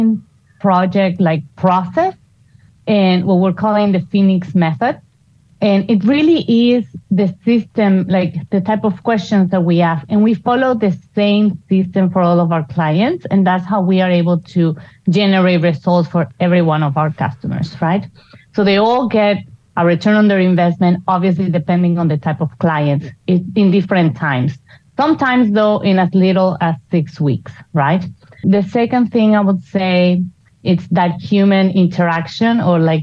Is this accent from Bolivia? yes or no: yes; Bolivia; moved away as an adult; now in Houston, United States; back home in Bolivia, I already had a branding company and marketing